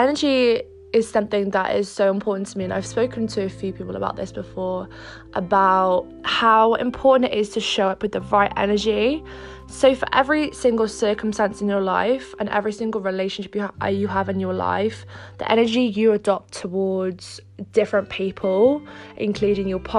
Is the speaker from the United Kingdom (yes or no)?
yes; Wales, United Kingdom; also born or lived in Monaco / Cardiff; I moved back from Monaco to Wales and I'm back with my family now